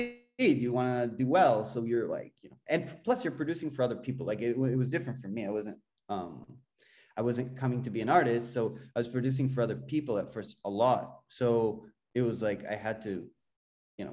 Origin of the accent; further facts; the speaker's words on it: Jerusalem, Jerusalem District, Israel; moved away as an adult; also born or lived in Berklee (Boston), United States; now in Toronto, Canada; I grew up in Jerusalem